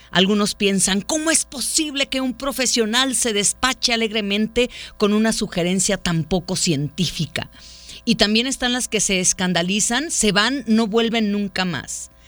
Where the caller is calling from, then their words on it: Zapopan, Jalisco, Mexico; de Zapopan.